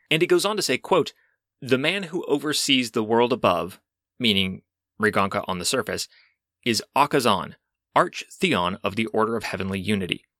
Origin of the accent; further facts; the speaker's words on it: United States; as an American citizen